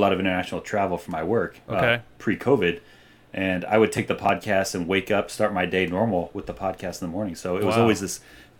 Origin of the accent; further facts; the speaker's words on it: South Orange County, California, United States; Yeah, you know, I grew up in South OC, so our exposure to K-Rock was through Loveline on Sunday nights with Poor Man.